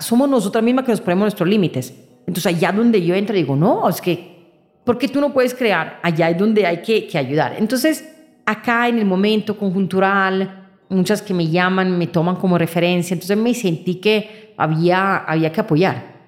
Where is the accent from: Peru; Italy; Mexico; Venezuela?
Italy; moved away; Yo vengo de Italia